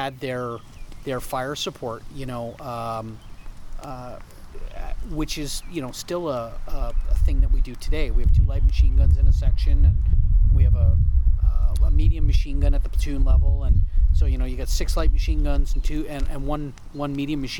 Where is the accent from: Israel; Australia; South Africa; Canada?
Canada; as a Canadian, I don't know why, and as a French Canadian